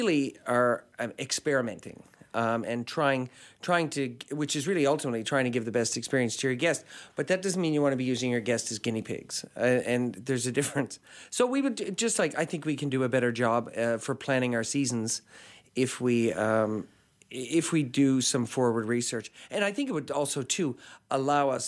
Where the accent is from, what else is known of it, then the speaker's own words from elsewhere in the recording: St. John's, Newfoundland and Labrador, Canada; I grew up in St. John's